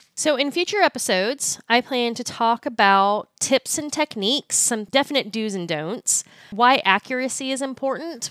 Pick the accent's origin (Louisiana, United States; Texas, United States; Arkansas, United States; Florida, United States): Texas, United States; Austin; now in Fort Worth, United States; I'm originally from Austin, Texas